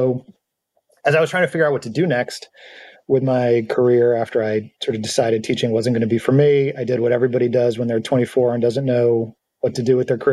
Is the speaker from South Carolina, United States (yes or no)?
no; North Alabama, United States; moved away as an adult; also born or lived in North Carolina; I grew up in North Alabama.